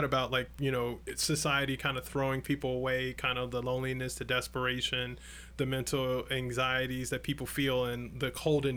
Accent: Chicago, Illinois, United States; growing up in Chicago in the 90s

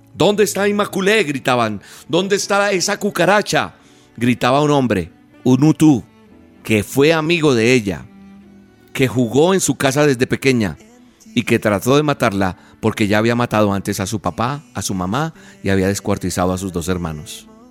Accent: Colombia; es de mi país, de Colombia, de donde soy oriundo

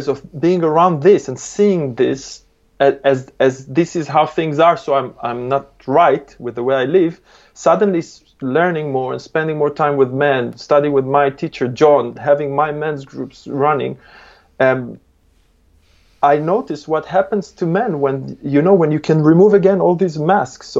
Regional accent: Israel; English is a second language; moved away; I was born originally in Israel. It's a very aggressive place

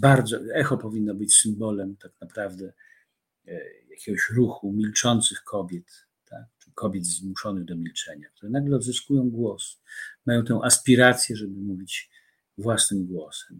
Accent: Warsaw, Masovian Voivodeship, Poland; do księgarni Paksu na rogu e, koszykowej, pięknej

